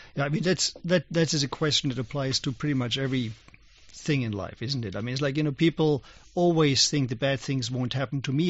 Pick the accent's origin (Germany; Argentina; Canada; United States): Germany; moved away; when I was young, I grew up in Germany as, as a young boy